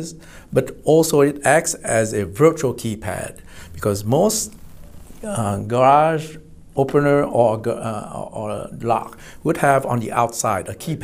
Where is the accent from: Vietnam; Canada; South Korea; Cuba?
Vietnam; also born or lived in Irvine, California / Houston, Texas; now in United States; Originally, I was from Vietnam